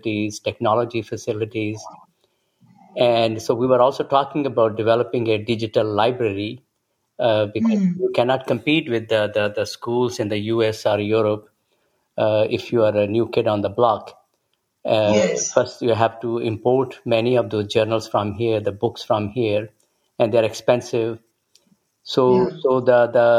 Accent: Jammu, Jammu and Kashmir, India; moved away as an adult; now in Austin, United States; born in Jammu, It used to be only 80,000 people when I was growing up

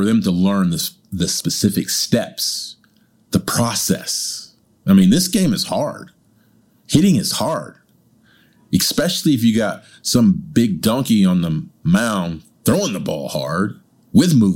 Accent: California, United States; now in China; as a Californian

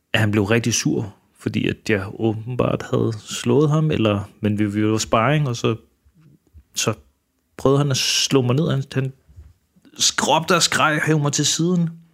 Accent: Denmark; also born or lived in Manila, Philippines; Og så kom jeg til Danmark, da jeg var et eller to år gammel

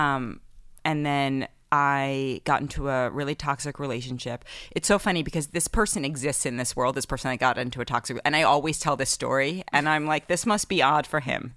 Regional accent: New York City, New York, United States; I grew up in Manhattan in the eighties and nineties

